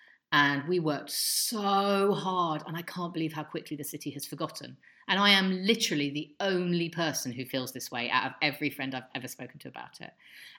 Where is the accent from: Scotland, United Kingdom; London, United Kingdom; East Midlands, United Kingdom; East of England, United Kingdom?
London, United Kingdom; moved away; I grew up in London.